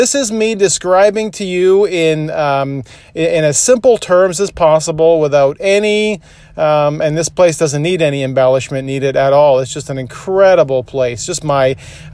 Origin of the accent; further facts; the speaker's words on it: Toronto, Ontario, Canada; where I grew up in Scarborough, which was just on the Victoria Park in Ellesmere, not too far from there, but I grew up on that area.